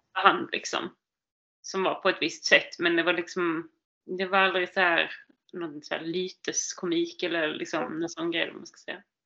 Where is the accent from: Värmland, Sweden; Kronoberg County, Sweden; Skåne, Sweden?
Skåne, Sweden; Lund; Norra Fäladen, i min stadsdel. Det är där jag kommer ifrån